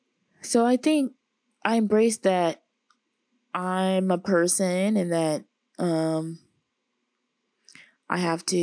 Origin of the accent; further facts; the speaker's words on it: the South, United States; now in Los Angeles, United States; I don't know if that's because I'm like from the South and so much of the day is like hot and sunny.